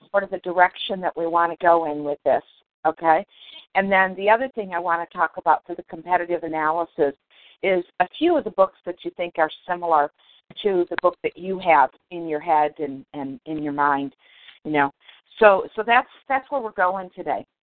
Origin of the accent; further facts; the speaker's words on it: Detroit, Michigan, United States; I grew up in Detroit